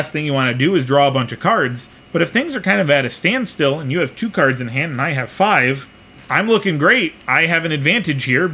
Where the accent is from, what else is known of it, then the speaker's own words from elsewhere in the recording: United States; I am an American. I was raised on American cheese